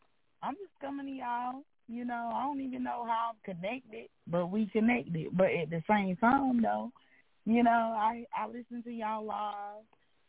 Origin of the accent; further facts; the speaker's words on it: St. Pauls, North Carolina, United States; We country folks. I'm from St. Paul's, North Carolina.